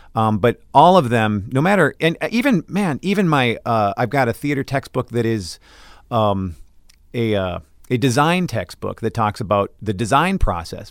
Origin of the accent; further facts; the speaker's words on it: Brooklyn Center, Minnesota, United States; I am from Brooklyn Center, Minnesota